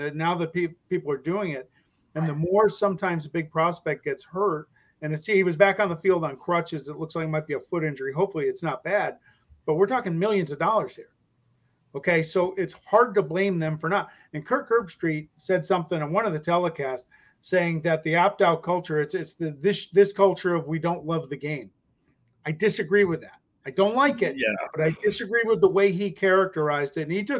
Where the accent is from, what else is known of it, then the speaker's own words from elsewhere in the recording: California, United States; And I grew up in California, so in Pac-8 country back in the day.